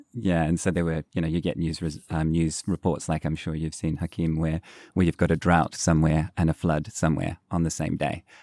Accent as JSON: {"language": "English", "country": "New Zealand", "tie": "born or raised there", "said": "growing up in New Zealand"}